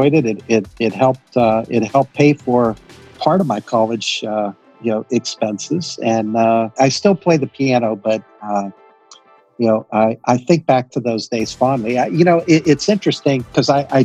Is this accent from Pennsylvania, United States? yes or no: yes; Western Pennsylvania, United States; I grew up in Western Pennsylvania